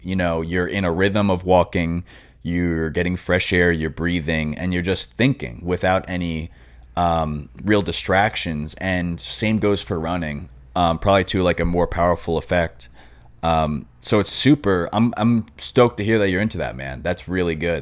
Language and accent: English; Long Island, New York, United States; moved away as an adult; now in Los Angeles, United States; when I was growing up on Long Island